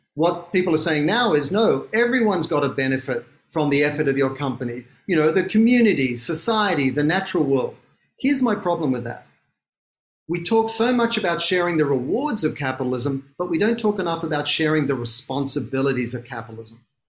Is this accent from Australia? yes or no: yes; Sydney, New South Wales, Australia; moved away as an adult; now in Los Angeles, United States; I'm from Sydney, Australia, which is why I sound funny